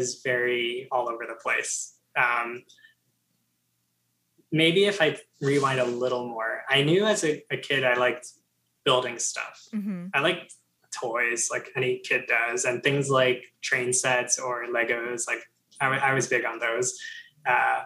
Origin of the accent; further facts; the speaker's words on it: New Jersey, United States; moved away as an adult; also born or lived in Georgia; everyone was going to like that local school in New Jersey, Rutgers